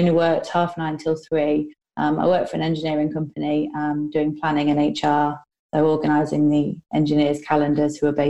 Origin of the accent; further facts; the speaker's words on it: Newark, New Jersey, United States; So I am from Newark. I currently live in Newark mm-hmm. with my husband and two kids and an array of pets.